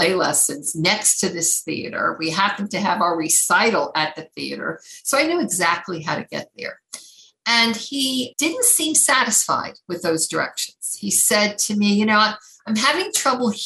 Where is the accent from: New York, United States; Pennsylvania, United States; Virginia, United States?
New York, United States; New York City; I grew up in Queens. We were in an area called Whitestone.